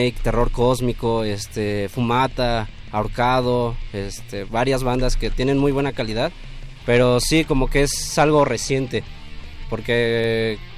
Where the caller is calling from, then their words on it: Gustavo A. Madero, Mexico City, Mexico; De aquí de Gustavo Madero.